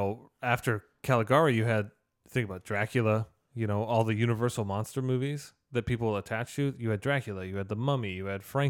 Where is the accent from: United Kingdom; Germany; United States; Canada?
Canada; Saskatchewan. I'm Canadian.